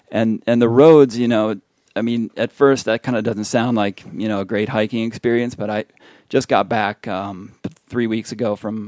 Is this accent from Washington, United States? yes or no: no; Minnesota, United States; moved away as an adult; also born or lived in California / Montana / Wyoming / Colorado; I grew up in Minnesota. I've lived in California, Montana, Wyoming, Colorado. I've lived all over the place.